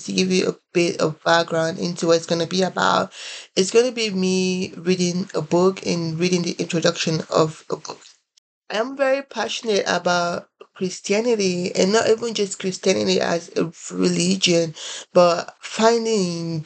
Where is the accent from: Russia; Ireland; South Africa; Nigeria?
Nigeria; moved away as an adult; also born or lived in Columbia, South Carolina, United States; now in United States; I am originally from Nigeria. I came in here to the United States about 6 years ago